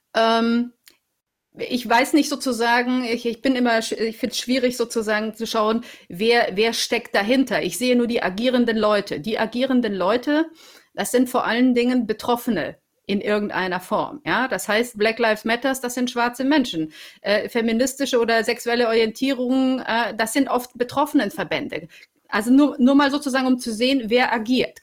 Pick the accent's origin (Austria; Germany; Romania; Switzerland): Romania; moved away; ich komme aus Rumänien